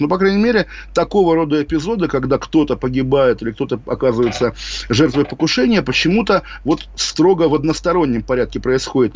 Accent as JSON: {"language": "Russian", "region": "Kaliningrad Oblast", "country": "Russia", "tie": "born or raised there", "said": "в моем родном городе, моей родной области"}